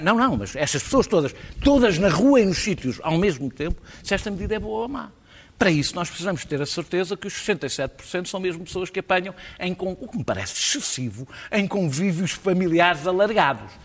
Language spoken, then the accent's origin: Portuguese; Lisbon, Portugal; como eu, lisboetas